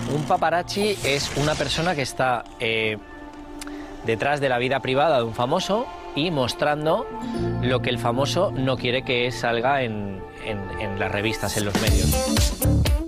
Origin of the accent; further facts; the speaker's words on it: Spain; moved away; also born or lived in North America; los pioneros somos los españoles